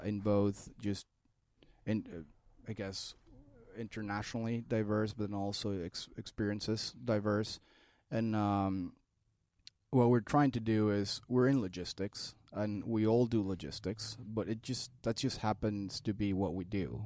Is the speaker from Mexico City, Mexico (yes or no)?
yes; Mexico City, Mexico; moved away as an adult; also born or lived in Colombia; now in United States; I'm originally from Mexico City. I came to the U S in two thousand four.